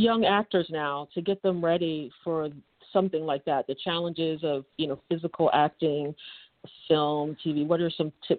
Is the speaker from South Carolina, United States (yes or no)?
no; Philadelphia, Pennsylvania, United States; we're both from Philly.